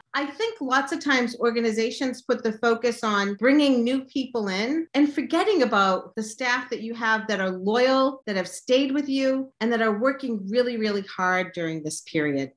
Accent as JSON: {"language": "English", "region": "Massachusetts", "country": "United States", "tie": "born or raised there", "also_born_or_lived": "Chicago", "said": "I was born in Massachusetts. I've been raised here, except when I was in graduate school in Chicago"}